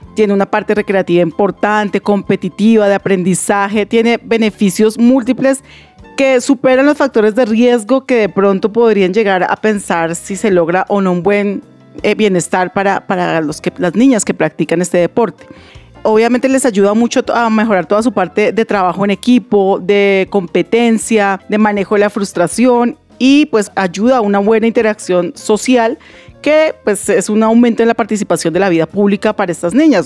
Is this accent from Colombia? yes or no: yes; Colombia; como colombianos